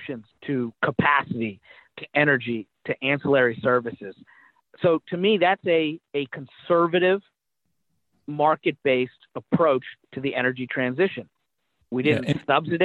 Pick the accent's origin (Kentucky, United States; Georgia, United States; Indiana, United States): Kentucky, United States; I was a Republican from Kentucky